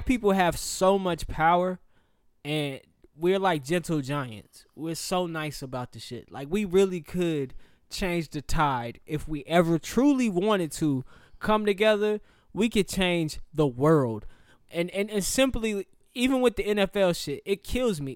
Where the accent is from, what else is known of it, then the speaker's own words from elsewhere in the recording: Charlotte, North Carolina, United States; I'm from Charlotte